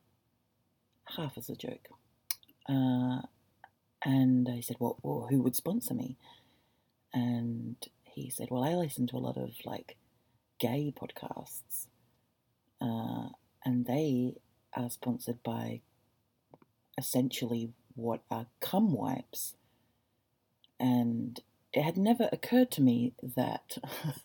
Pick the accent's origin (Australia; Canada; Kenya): Australia; Gosnells, Western Australia; I grew up in Gosnells.